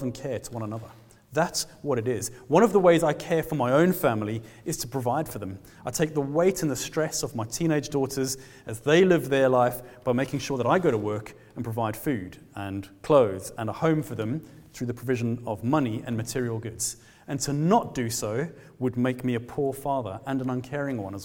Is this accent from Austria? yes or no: no; South Africa; now in Glasgow, United Kingdom; I'm a South African man